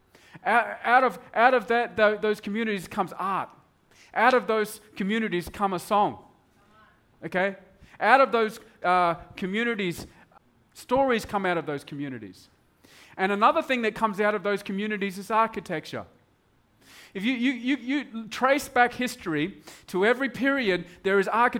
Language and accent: English; Broome, Western Australia, Australia; moved away; It was the only TV show up in Broome where we grew up.